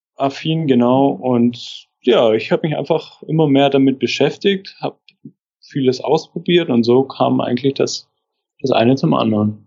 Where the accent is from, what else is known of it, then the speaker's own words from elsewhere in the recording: Stuttgart area, Baden-Württemberg, Germany; now in Rostock, Germany; ich komme aus der Ecke von Stuttgart